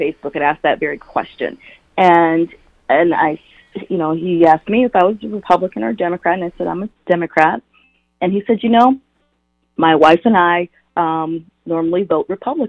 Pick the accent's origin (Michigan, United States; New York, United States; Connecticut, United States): Michigan, United States; Wayne County; I'm from Michigan. I grew up in Wayne County